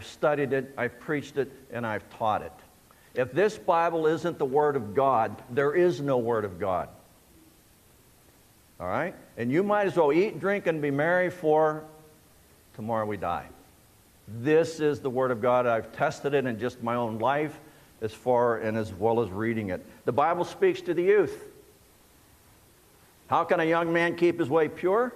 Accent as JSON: {"language": "English", "area": "Shenango Valley", "region": "Pennsylvania", "country": "United States", "tie": "born or raised there", "said": "I was born and raised in the Shenango Valley"}